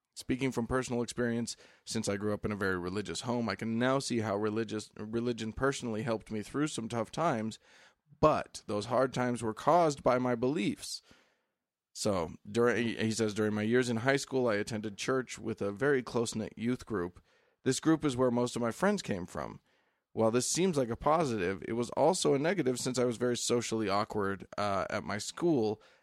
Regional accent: the West, United States; I'm from the West. States are big out here.

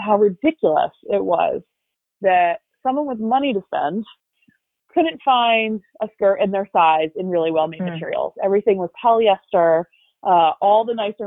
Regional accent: Havertown, Pennsylvania, United States; I'm from Havertown. I grew up right outside Philly

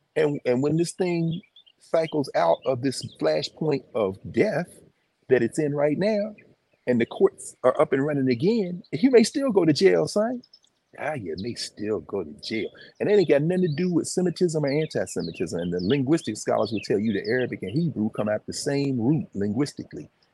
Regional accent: the South, United States; I was born in the South.

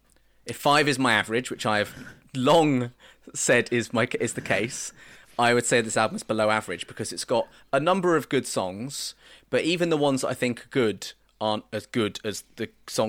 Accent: United States; That's my right as an American.

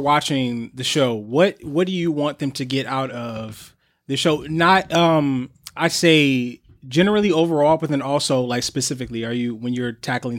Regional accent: Pontiac, Michigan, United States; now in New York City, United States; I grew up in Michigan. That's why too? I mean, I had a reaction when you said Detroit. I grew up in Pontiac.

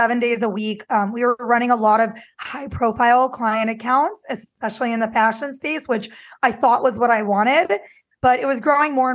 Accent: Midwest, United States; I grew up in the Midwest too

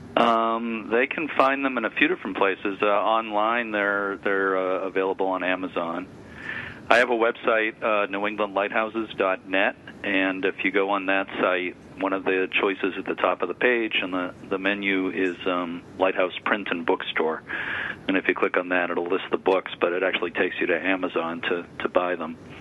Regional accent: Lynn, Massachusetts, United States; growing up in Lynn, Mass

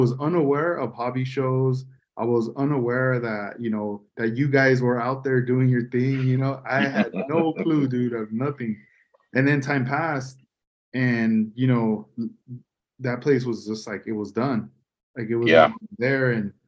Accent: Oxnard, California, United States; also born or lived in Port Hueneme, California; I grew up in Lemonwood.

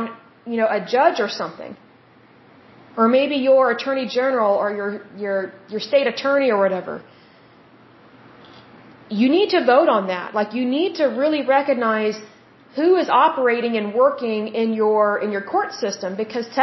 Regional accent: United States; I am an American and I live in America, I have American citizenship

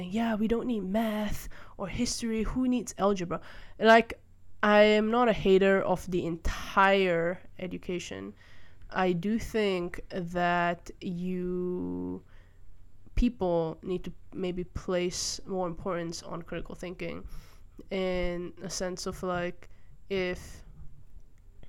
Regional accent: Malaysia; I grew up primarily in Malaysia

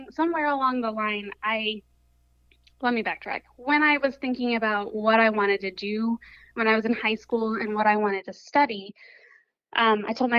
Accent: Summerville, South Carolina, United States; I grew up in the Lowcountry of South Carolina

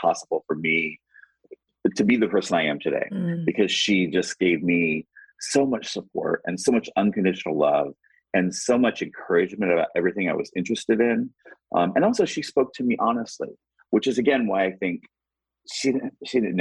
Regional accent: Indianapolis, Indiana, United States; moved away; also born or lived in New York; I'm 55 and I am from Indianapolis.

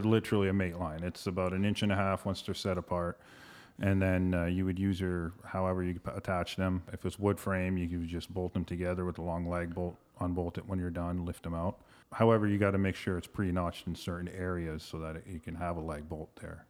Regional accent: London, Ontario, Canada; moved away as an adult; now in Toronto, Canada; Graduated from Fanshawe College in London, Ontario, my hometown, born and raised.

